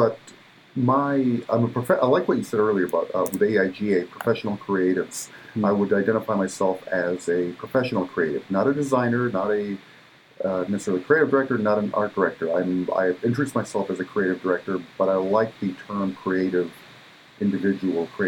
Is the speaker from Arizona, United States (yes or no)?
yes; Parker, Arizona, United States; also born or lived in Mexico; I was born in Mexico, and I came to the U.S. when I was 3, and I grew up in Western Arizona, on near Parker, on the Colorado River Indian Reservation